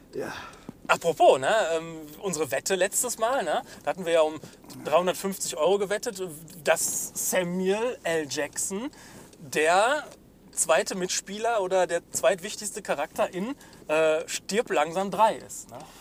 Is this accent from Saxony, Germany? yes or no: no; North Rhine-Westphalia, Germany; wir Ostwestfalen